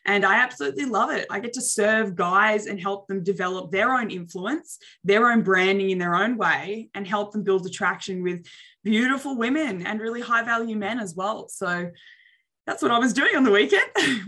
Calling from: Adelaide, South Australia, Australia; Yeah, so I'm tuning in from Adelaide, Australia, which is right next door to Melbourne, if anybody is familiar with Australia.

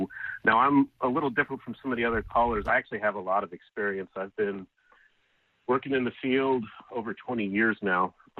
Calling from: Northern Virginia, United States; I'm calling from Northern Virginia.

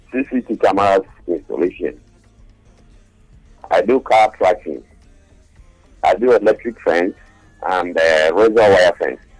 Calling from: Lagos, Nigeria; Yeah, I'm calling from Lagos, Lekki.

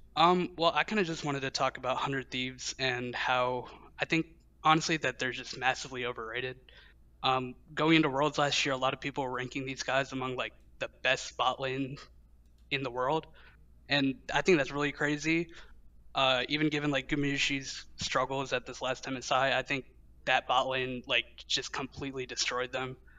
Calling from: Louisville, Kentucky, United States; I'm calling from Louisville, Kentucky

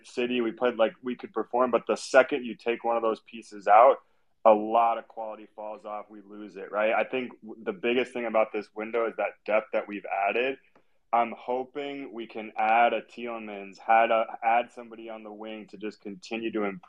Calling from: Chicago, Illinois, United States; A beautiful afternoon here in the Windy City, and even better with that performance.

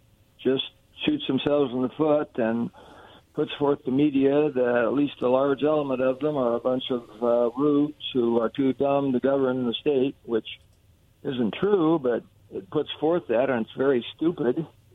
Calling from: Kennewick, Washington, United States; chiming in from Kennewick.

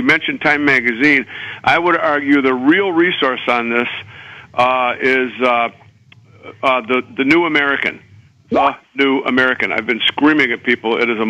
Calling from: Beijing, China; When I called the first time there on Ed's show, I was calling from Moscow, and I'm in Peking now, stuttering Mandarin, so I can communicate with our Chinese overlords here soon.

